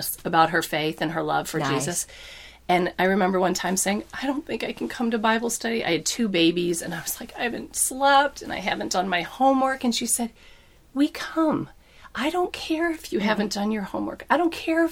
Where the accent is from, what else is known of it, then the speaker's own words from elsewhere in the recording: Detroit, Michigan, United States; moved away as an adult; also born or lived in Connecticut / Washington, D.C.; now in Wisconsin, United States; he ended up moving us back to Detroit. I lived there most of my life out of college